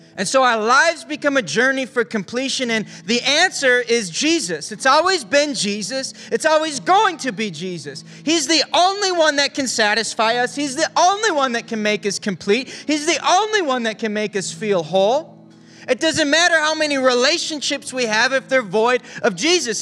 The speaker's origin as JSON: {"language": "English", "region": "Upper Peninsula of Michigan", "country": "United States", "tie": "born or raised there", "said": "I grew up in Upper Michigan. And up in the U P"}